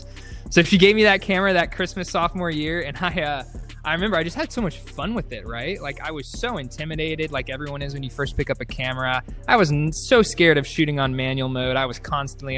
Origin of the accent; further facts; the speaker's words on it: Dallas, Texas, United States; I grew up in Dallas, Texas